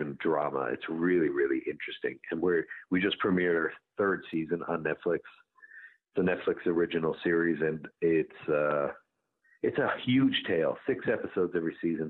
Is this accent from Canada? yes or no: yes; St. John's, Newfoundland and Labrador, Canada; also born or lived in Bell Island, Newfoundland; I was born on an island called Bell Island, which is a mining town, but I grew up in a place called the Goulds, which is just outside St. John's.